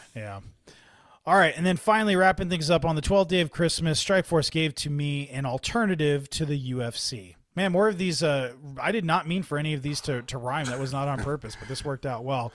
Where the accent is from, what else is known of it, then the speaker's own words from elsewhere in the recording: Bay Area, California, United States; also born or lived in Mountain View / San Jose; I'm from the San Jose area that I was born in Mountain View. I was raised in the Bay Area. I lived in San Jose for a while